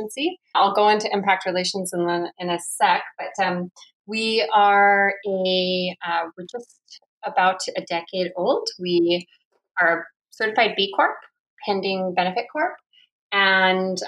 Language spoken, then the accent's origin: English; United States; now in Vancouver, Canada; I'm American by birth, Canadian by choice.